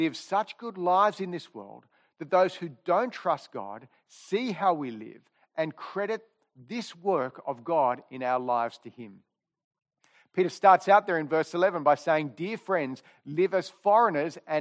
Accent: Sydney, New South Wales, Australia; I grew up here in Killara

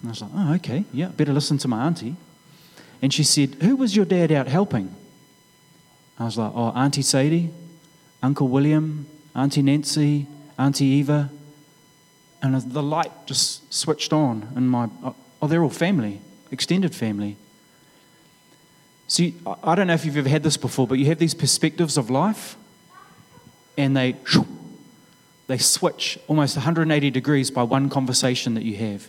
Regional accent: Gisborne, New Zealand; moved away; growing up in Gisborne

